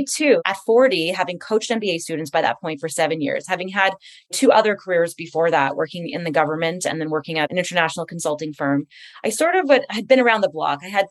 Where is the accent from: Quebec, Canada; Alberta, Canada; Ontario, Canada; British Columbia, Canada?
Quebec, Canada; Montreal; moved away; I'm from Montreal originally